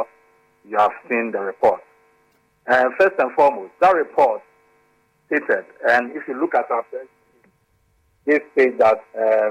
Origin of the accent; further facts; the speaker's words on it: Ghana; As an ordinary Ghanaian, and as a Ghanaian citizen and concerned citizen